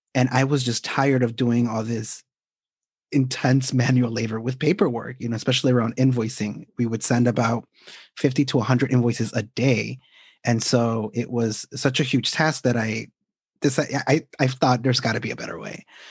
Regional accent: Chicago, Illinois, United States; also born or lived in Guadalajara, Jalisco, Mexico; I am actually a Mexican native raised in Chicago

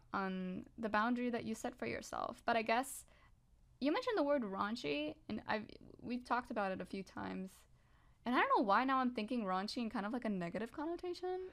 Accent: Puerto Rico; moved away; I was raised in the Catholic Church back in Puerto Rico, which is where I was raised

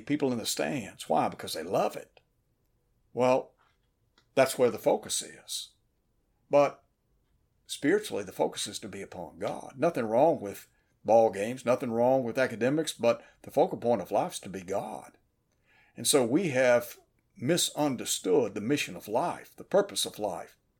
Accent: Chattanooga, Tennessee, United States; When I was a young fella growing up in Chattanooga, Tennessee

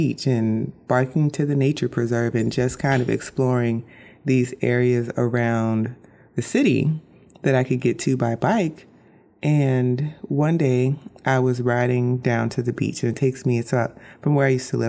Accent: Orlando, Florida, United States; now in Bradenton, United States; I grew up in Orlando, Florida

